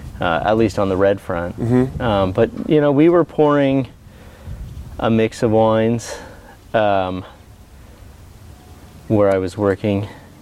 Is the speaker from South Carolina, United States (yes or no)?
no; Philadelphia, Pennsylvania, United States; moved away as an adult; now in Newberg, United States; Well, I'm originally from the Philadelphia area, so I did not grow up in the industry by any means.